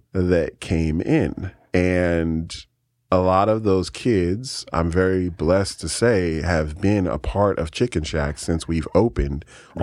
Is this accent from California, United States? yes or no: yes; San Francisco, California, United States; now in Keizer, United States; I grew up in San Francisco, California